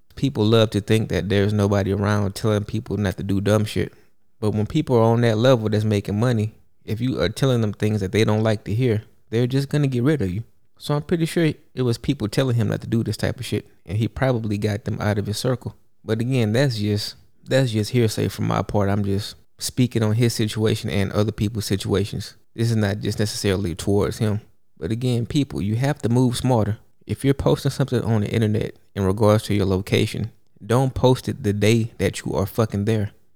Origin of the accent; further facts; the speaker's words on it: Houston, Texas, United States; I grew up in Houston, Texas, where lean is a real thing